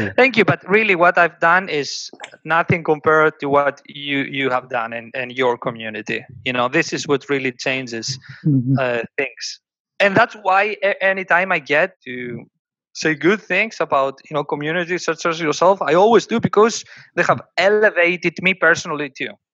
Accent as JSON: {"language": "English", "country": "Greece", "tie": "born or raised there", "moved": "yes"}